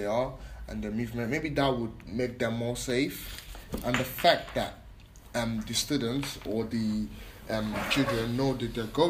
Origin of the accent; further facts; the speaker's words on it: London, United Kingdom; we grew up in Peckham mm-hmm. and local areas like Camberwell.